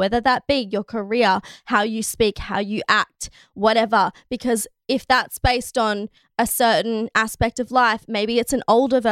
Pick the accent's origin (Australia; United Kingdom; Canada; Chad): Australia; our society in Australia, because, you know, we came from the convicts, we came from England